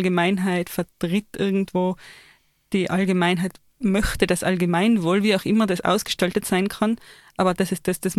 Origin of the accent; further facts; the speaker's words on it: Austria